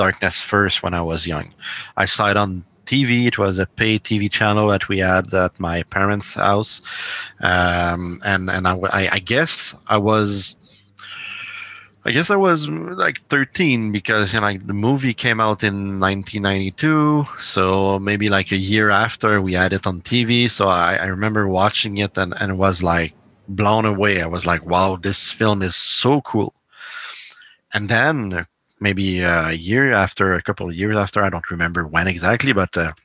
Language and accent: English; Montreal, Quebec, Canada; I'm from Canada, I'm from Montreal.